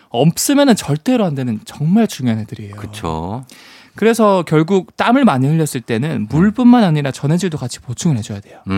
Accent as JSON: {"language": "Korean", "region": "Busan", "country": "South Korea", "tie": "born or raised there", "said": "제가 이제 고향이 부산인데"}